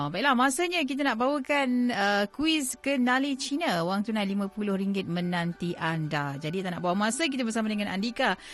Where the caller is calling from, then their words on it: Petaling Jaya, Selangor, Malaysia; saya dari Petaling Jaya.